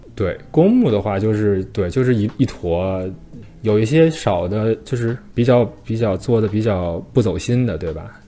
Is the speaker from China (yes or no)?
yes; China; now in Canada; 虽然咱们都是中国人